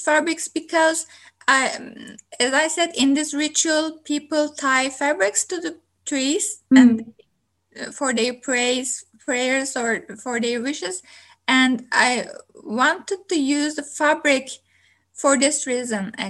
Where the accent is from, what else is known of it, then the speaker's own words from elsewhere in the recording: Turkey; now in Kingston, Canada; I'm originally from Turkey